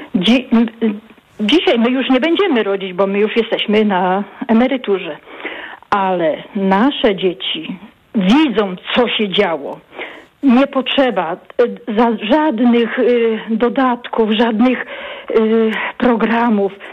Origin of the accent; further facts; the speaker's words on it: Opole Voivodeship, Poland; ja jestem właśnie nie z Opola, z Opolskiego. Y, to jest prowincja.